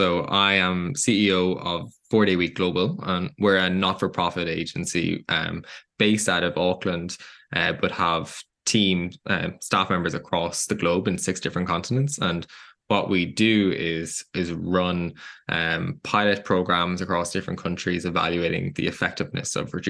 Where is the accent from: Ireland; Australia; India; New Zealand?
Ireland; Dublin, Leinster; I'm actually from Dublin in Ireland.